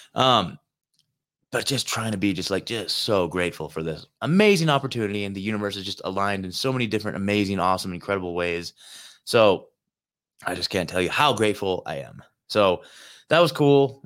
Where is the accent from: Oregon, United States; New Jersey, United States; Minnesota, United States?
Oregon, United States; Portland; moved away as an adult; also born or lived in Eugene, Oregon; I was born in Portland. I've spent, I've lived my entire life in Oregon, man. Oregon has always been home to me. I'm an Oregon native.